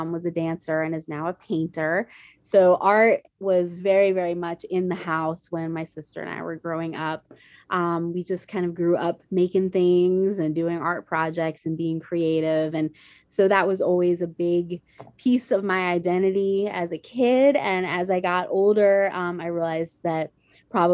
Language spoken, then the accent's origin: English; Northampton, Massachusetts, United States; now in Savannah, United States; I grew up in Northampton, Massachusetts